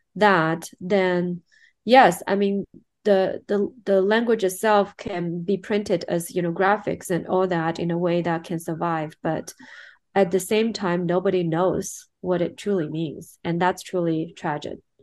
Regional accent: Shanghai, China; I'm born and raised in China. Um, more specifically, I'm from Shanghai.

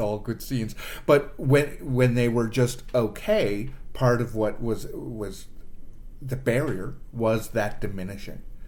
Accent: Toronto, Ontario, Canada; moved away as an adult; now in Ottawa, Canada; I moved from Toronto, which is born and and raised

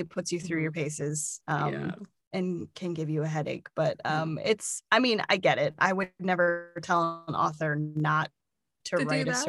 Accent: Midwest, United States; I'm from the Midwest, which is probably evident in some of my accent.

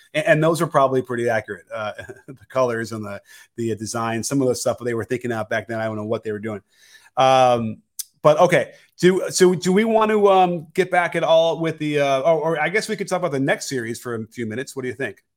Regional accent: Chicago, Illinois, United States; I grew up in Chicago

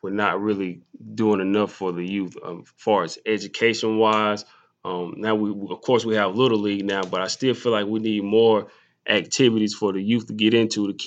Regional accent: Jonesville, South Carolina, United States; I'm from Jonesville. I said, you know, it's like right beside Union.

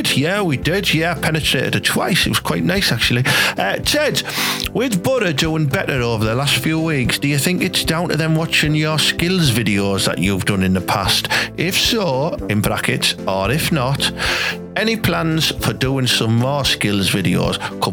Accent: Thornaby, North East England, United Kingdom; So yeah, I'm from Thornaby, Brian. I've travelled around a bit, you know what I mean? My accent's changed, and I'm not from Hartlepool.

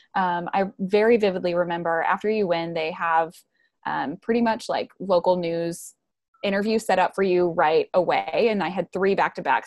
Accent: right outside of Milwaukee, Wisconsin, United States; moved away as an adult; also born or lived in Georgia; I grew up in Wisconsin, right outside of Milwaukee

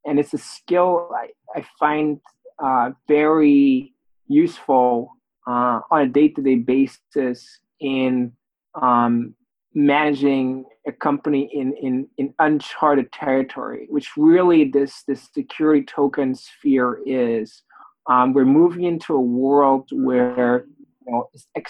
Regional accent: Belgium; moved away; also born or lived in Oxford; I'm originally from Belgium.

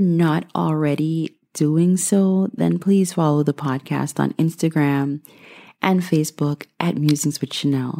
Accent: Guyana; moved away; I was born and raised in Guyana, South America

